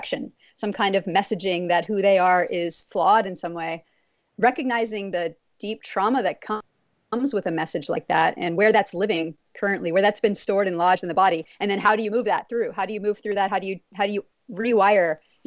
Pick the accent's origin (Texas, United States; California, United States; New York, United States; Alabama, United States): Texas, United States; I grew up in Texas